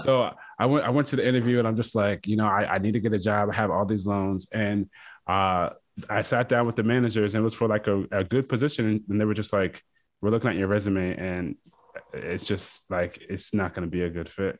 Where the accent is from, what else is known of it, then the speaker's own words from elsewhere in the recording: Fredericksburg, Virginia, United States; I am originally from Fredericksburg, Virginia. It's a small town right in between Washington, D C, and Richmond, uh, Virginia